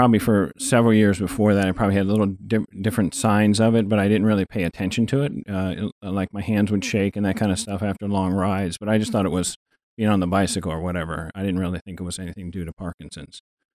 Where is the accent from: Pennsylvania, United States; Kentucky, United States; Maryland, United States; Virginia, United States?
Virginia, United States; Quantico; born there; I was born in Quantico, Virginia. My dad was a Marine for 34 years.